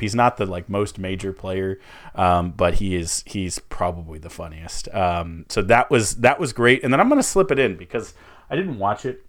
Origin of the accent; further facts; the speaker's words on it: United States; we're, we're American